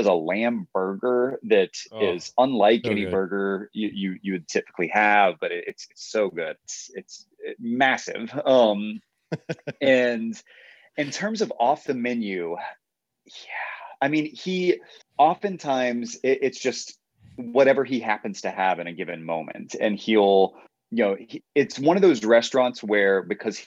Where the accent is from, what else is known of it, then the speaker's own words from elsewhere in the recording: Atlanta, Georgia, United States; moved away as an adult; now in Nashville, United States; I was born here, but I grew up mostly in Atlanta